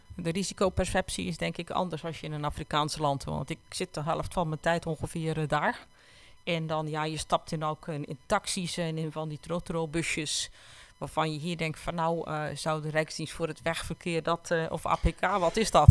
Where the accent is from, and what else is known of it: Netherlands